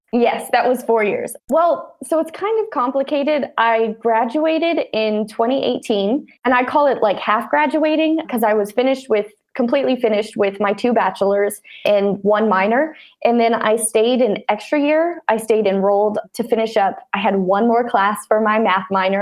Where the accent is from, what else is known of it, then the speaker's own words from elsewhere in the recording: Laurel, Montana, United States; I grew up in Laurel, Montana